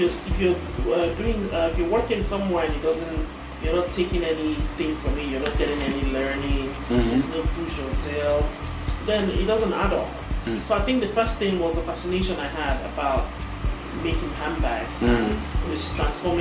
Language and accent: English; Igbo, Igboland, Nigeria; I'm an Igbo woman, so I'm from the Igbo tribe in Nigeria